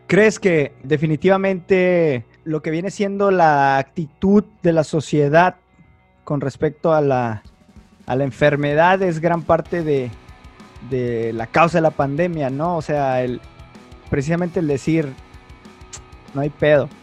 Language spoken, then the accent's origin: Spanish; Tijuana, Baja California, Mexico; ambos somos de Tijuana